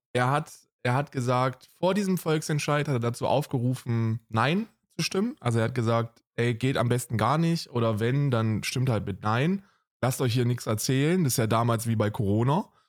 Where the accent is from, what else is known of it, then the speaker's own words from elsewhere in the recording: Germany; was uns dann als Deutsche hervorstechen lässt?